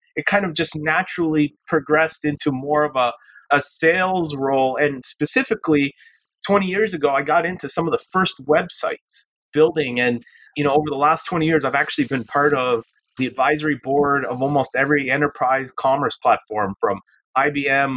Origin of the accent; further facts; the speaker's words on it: Canada; I'm originally from Canada